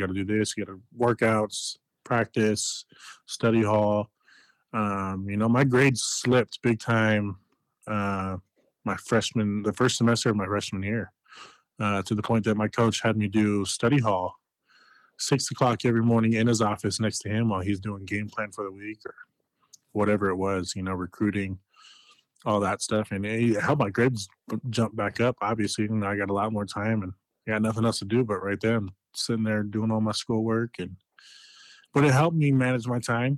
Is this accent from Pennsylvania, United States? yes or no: no; Denver, Colorado, United States; in my hometown team